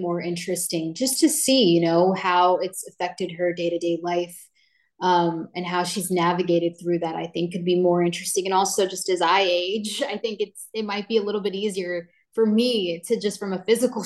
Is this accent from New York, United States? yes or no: no; Downey, California, United States; I was born and raised in Downey, California.